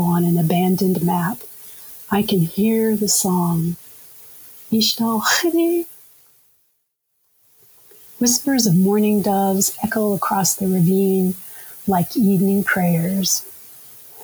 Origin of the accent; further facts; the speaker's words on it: United States; also born or lived in Kansas / Oklahoma; now in Minnesota, United States; I was raised in Kansas and Oklahoma